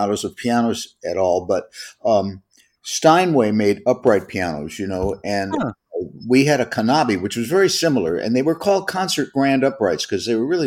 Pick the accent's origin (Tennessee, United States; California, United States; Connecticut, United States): California, United States; Los Angeles; I'm from the Los Angeles area. The first house that I lived in was in Studio City.